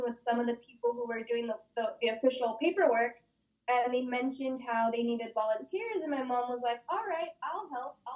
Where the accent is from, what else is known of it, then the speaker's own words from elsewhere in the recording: Oxnard, California, United States; I was born and raised in Southside, Oxnard. I still reside here in Oxnard, still in the same home I grew up